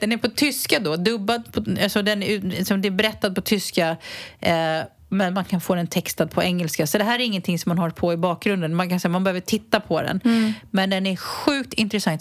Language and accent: Swedish; Botkyrka, Stockholm County, Sweden; now in Spain; Jag är ju uppvuxen i norra Botkyrka